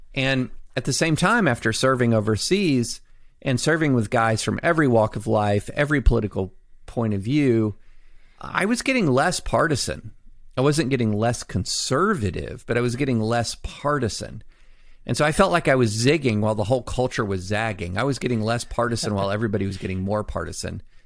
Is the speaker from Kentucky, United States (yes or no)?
yes; Kentucky, United States; also born or lived in Alabama / Tennessee / Nashville; I was born in Alabama, raised in Tennessee and mainly Kentucky